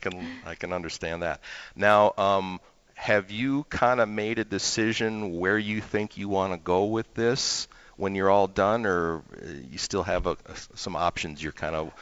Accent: Minnesota, United States; moved away; growing up in Minnesota, our baseball season in the spring wasn't very long either

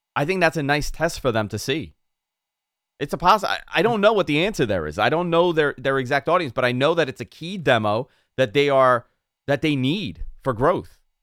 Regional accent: New York, United States; accent: New York; the New York comes out there

